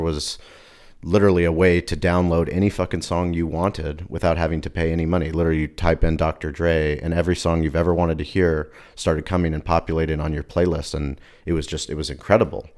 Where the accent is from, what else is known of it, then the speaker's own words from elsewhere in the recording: San Diego, California, United States; I was from La Jolla